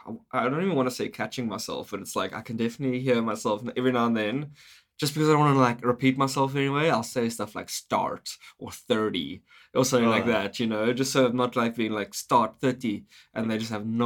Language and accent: English; South Africa; moved away as an adult; now in Vancouver, Canada; I'm from South Africa.